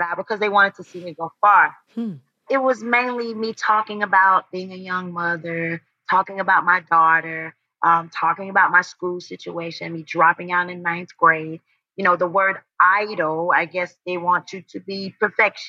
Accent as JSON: {"language": "English", "town": "High Point", "region": "North Carolina", "country": "United States", "said": "I'm from High Point, North Carolina"}